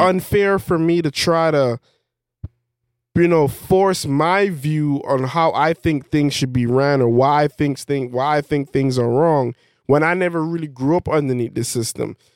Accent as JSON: {"language": "English", "country": "Belize", "said": "I'm from Belize."}